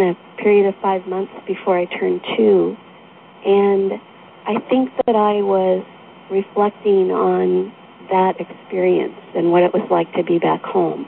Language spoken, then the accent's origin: English; Oregon, United States; moved away as an adult; also born or lived in island in Puget Sound, Washington; now in Washington, United States; I'm a native Oregonian